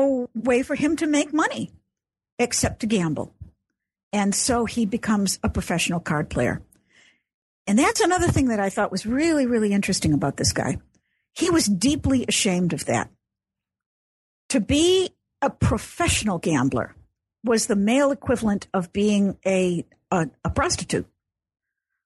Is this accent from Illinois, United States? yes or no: yes; Chicago, Illinois, United States; I grew up in Chicago, so I'm an Illinois girl.